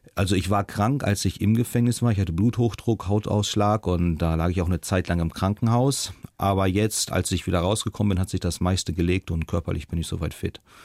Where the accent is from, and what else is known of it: Germany; moved away as an adult; also born or lived in China